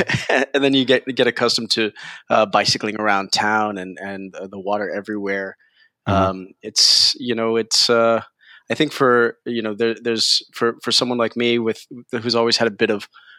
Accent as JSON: {"language": "English", "town": "Croton-on-Hudson", "region": "New York", "country": "United States", "tie": "born or raised there", "first_language": "Spanish", "moved": "as an adult", "lives_now": "Copenhagen, Denmark", "said": "actually my parents are Cuban, so it's pronounced …. But I mean, I've grown up in Croton-on-Hudson, New York"}